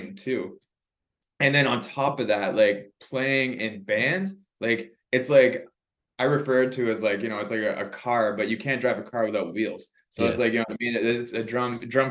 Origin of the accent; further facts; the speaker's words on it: Canada; I'm from Canada.